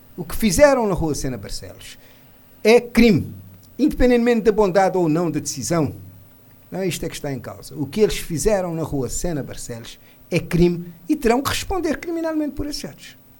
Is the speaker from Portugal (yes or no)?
no; Mindelo, São Vicente, Cape Verde; como mindelense e menino de São Centro